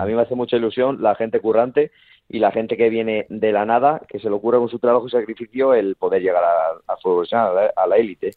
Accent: Valladolid, Castile and León, Spain; now in Zamora, Spain; también estoy cerquita de, de Valladolid, de donde soy yo de mi gente

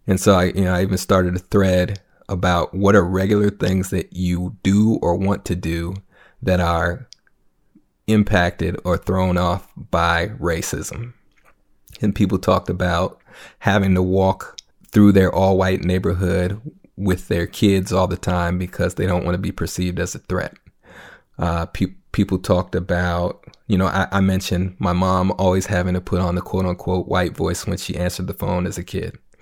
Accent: Minneapolis, Minnesota, United States; I'm from North Minneapolis, predominant, you know, uh, predominantly black

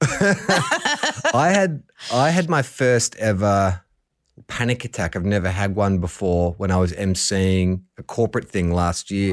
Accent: Melbourne, Victoria, Australia; I grew up in Melbourne

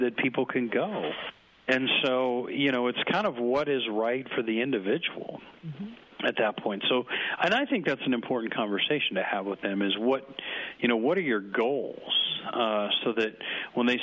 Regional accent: Nebraska, United States; I'm from Nebraska

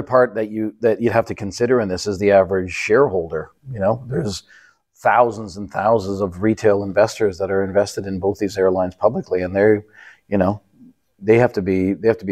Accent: Canada; as a Canadian

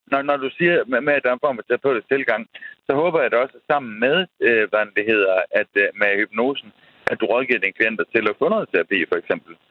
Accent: Central Denmark Region, Denmark; jeg, jeg er gammel midtjyde.

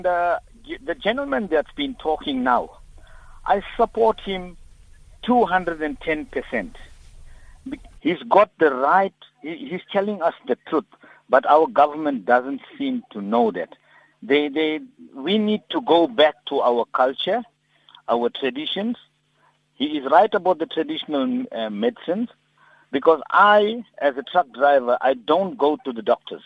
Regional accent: South Africa; I'm an Indian, but this is my country, Africa

